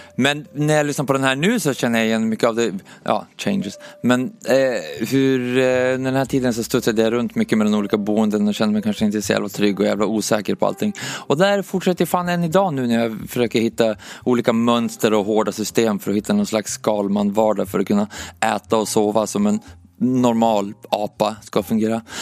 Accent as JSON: {"language": "Swedish", "town": "Umeå", "region": "Västerbotten County", "country": "Sweden", "tie": "born or raised there", "moved": "yes", "said": "jag föddes i Umeå i alla fall, eh, 1986 och Det, det första minnet som jag har därifrån när jag, när jag växte upp"}